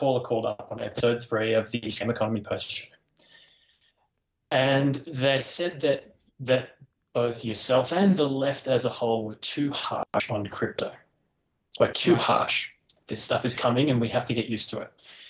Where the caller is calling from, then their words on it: Australia; G'day, Matt. It's … from Australia.